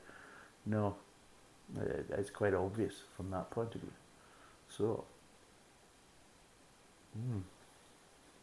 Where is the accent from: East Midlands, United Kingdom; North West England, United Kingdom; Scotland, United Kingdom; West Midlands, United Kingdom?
Scotland, United Kingdom; being a Scotsman